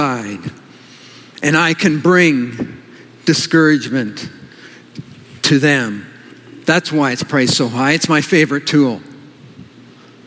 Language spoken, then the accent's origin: English; Kelowna, British Columbia, Canada; moved away; also born or lived in California; I grew up in Kelowna, some of you know that, and I lived in California